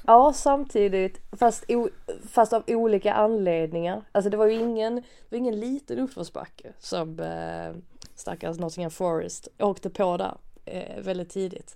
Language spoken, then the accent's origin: Swedish; Sweden; man som svensk